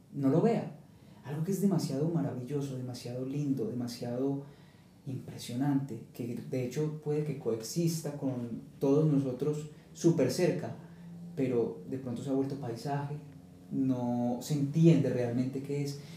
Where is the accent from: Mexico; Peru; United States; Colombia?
Colombia; eres colombiano y solo puedes pensar como colombiano